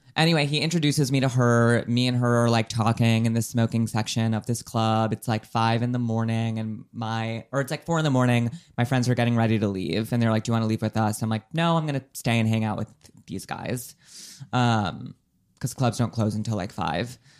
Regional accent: United States

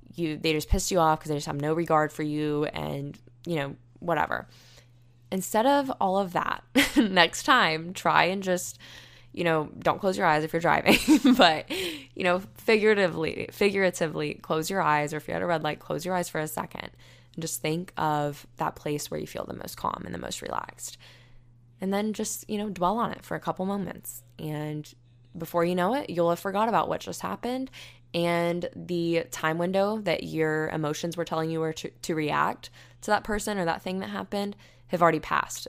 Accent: United States; moved away as an adult; when Hurricane Michael hit my hometown

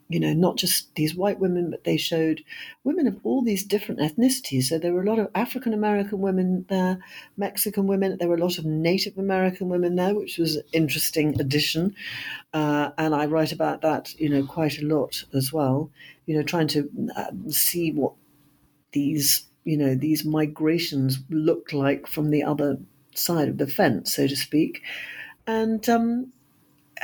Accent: United Kingdom; now in London, United Kingdom; I am a British historian and novelist

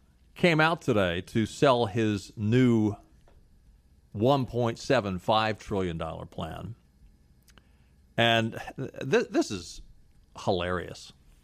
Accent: Maryland, United States; That wasn't too far from where we grew up in Maryland, just over the line.

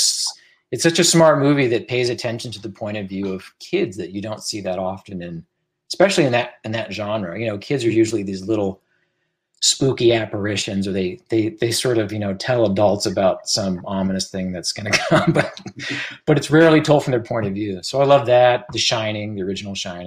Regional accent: Washington, District of Columbia, United States; I grew up in that area. I grew up in the Metro DC area

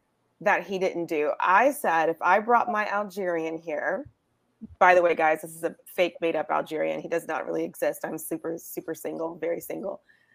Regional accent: Georgia, United States; Because I'm actually from Georgia

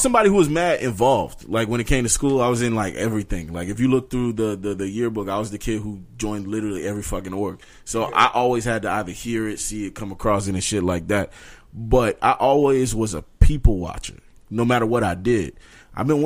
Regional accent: New York, United States; growing up in New York, it felt different

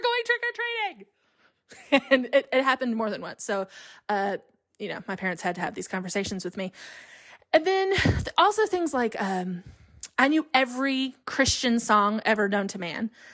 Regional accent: Alabama, United States; we were raised in Alabama

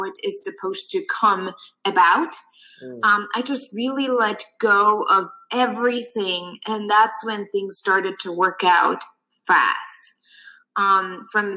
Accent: Germany; moved away as an adult; now in United States; I'm originally from Germany and I moved to the US about 9 years ago

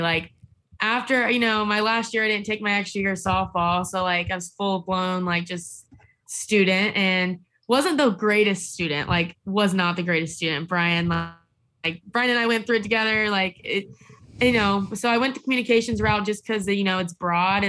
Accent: Tampa, Florida, United States; I'm born and raised in Tampa, so I've kind of just always like homegrown here

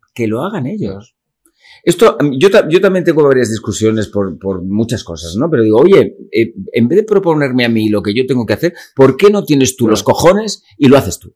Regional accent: Calahorra, La Rioja, Spain; moved away; also born or lived in Vitoria; me crio en Calahorra, eh, nazco allí, mis padres de, de allí

